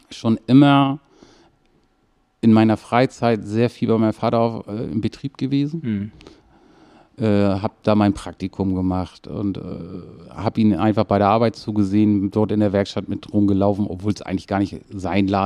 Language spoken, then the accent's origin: German; Kiel, Schleswig-Holstein, Germany; Also aufgewachsen bin ich in Kiel-Mettenhof.